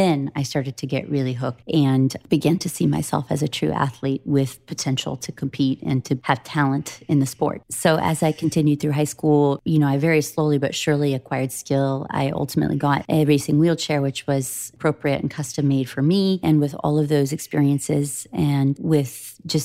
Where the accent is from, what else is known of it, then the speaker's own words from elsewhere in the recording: the Midwest, Iowa, United States; When I was a young person growing up in the Midwest